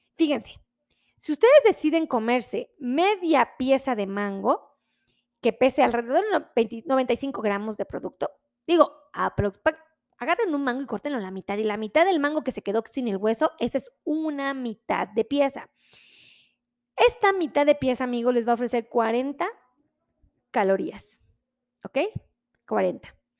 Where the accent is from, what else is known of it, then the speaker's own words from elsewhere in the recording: Mexico; nosotros como mexicanos